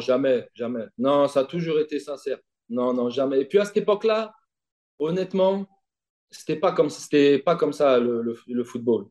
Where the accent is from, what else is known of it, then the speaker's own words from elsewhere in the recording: Vitry-sur-Seine, Île-de-France, France; also born or lived in Longjumeau; une jeunesse heureuse, une jeunesse heureuse à Vitry avec mes potes